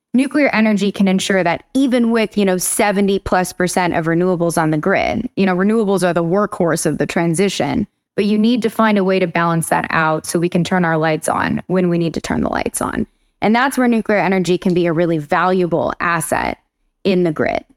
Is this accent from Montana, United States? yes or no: no; Huntington Beach, California, United States; moved away as an adult; also born or lived in Germany; now in East Coast, United States; I'm from Huntington Beach, California, but I've been on the East Coast for maybe over a decade now